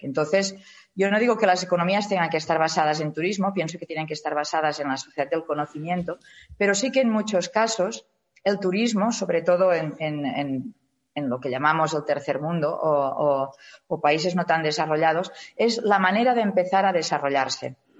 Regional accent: Spain; somos los españoles

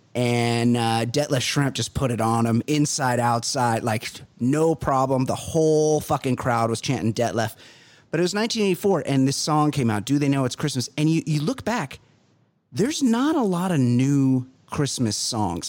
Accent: Costa Mesa, California, United States; I grew up white trash. I'm from Costa Mesa

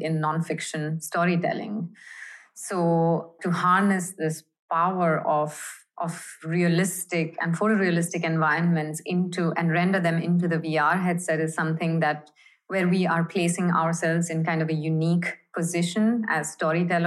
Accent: Mumbai, Maharashtra, India; I grew up in India, in Bombay, and I studied journalism at the University of Bombay

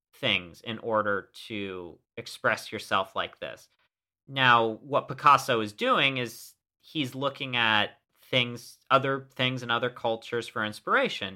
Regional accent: United States; as an American

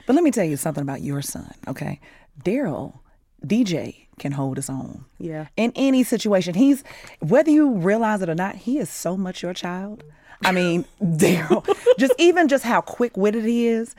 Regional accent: United States; also born or lived in Chicago, Illinois / Gary, Indiana; I grew up in Chicago and Gary

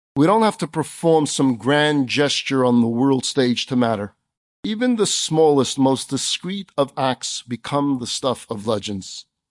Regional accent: New York City, New York, United States; we kids did growing up in Crown Heights

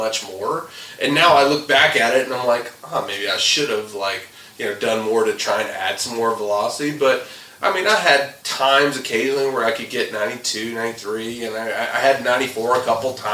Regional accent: the South, United States; I grew up in the South

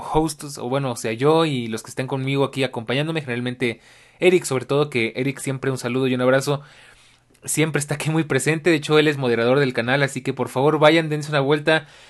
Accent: Mexico City, Mexico; como latinoamericano, como ciudadano de la Ciudad de México y como pues mexicano

